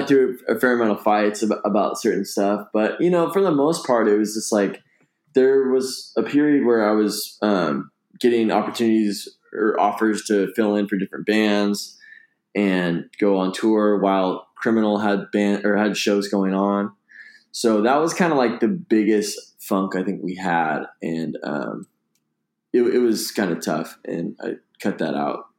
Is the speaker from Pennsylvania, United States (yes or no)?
no; Bay Area, California, United States; growing up in the Bay Area